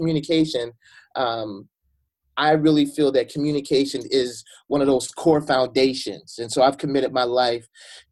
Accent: Chicago, Illinois, United States; I grew up in Chicago. I grew up on the west side of Chicago.

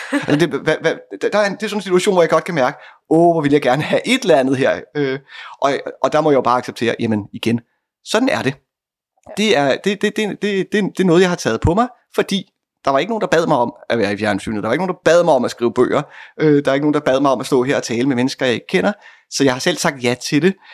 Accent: Bornholm, Capital Region of Denmark, Denmark; jeg er fra Bornholm.

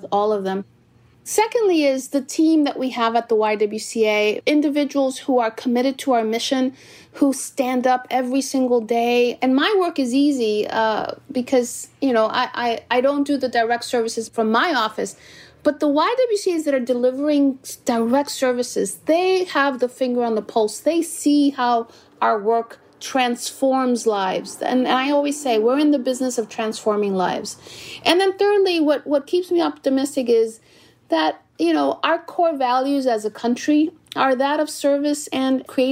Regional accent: New York City, New York, United States; also born or lived in Dominican Republic; I was born in Corona, Queens, by parents of Dominican ancestry

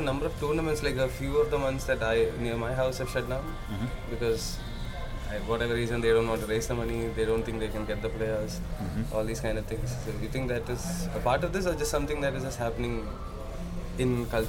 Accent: Kerala, India; so I grew up in Kerala

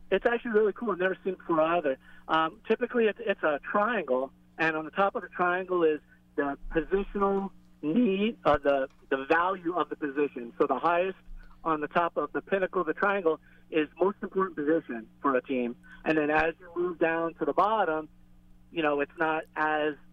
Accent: Florida, United States; and I told you I was from the Florida Keys

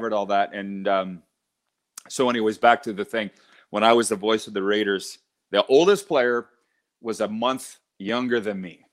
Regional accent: Milestone, Saskatchewan, Canada; moved away; I was raised on a farm near Milestone, Saskatchewan.

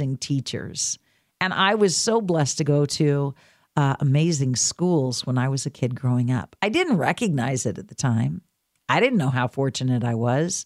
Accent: Reedsport, Oregon, United States; my hometown of Reedsport, Oregon

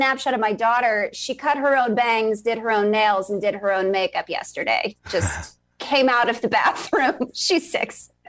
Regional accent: New York, United States; also born or lived in Virginia; I am. I'm from New York originally. I grew up on Long Island.

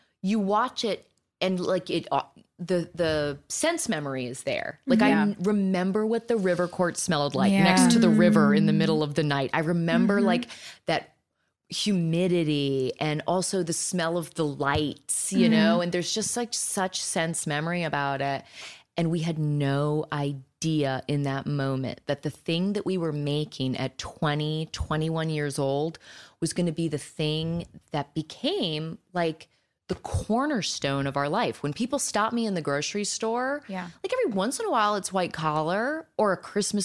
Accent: Virginia, United States; moved away; I was super green from Virginia

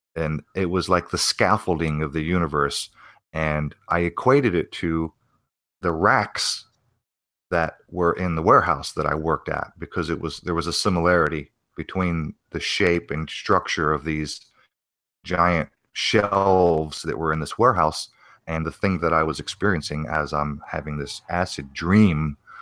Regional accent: Arizona, United States; also born or lived in New Castle, Pennsylvania; my parents moved to Arizona

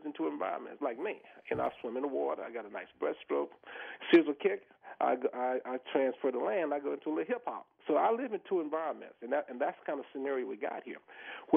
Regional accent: the South, United States; I grew up in the South, you know, and I grew up in racism

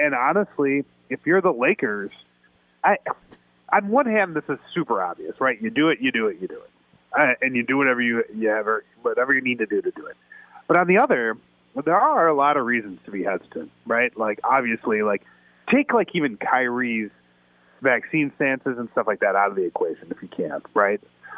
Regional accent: Chicago, Illinois, United States; I mean, I'm a Chicagoan, so to me, a hot dog is a delicacy, right?

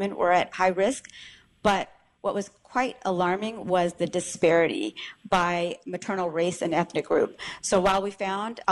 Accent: California, United States; I grew up in California, but I visited my extended family every few years in India

